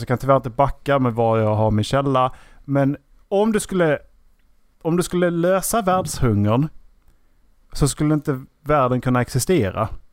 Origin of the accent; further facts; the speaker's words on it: Sweden; Vi har haft och, turen att bli födda i Sverige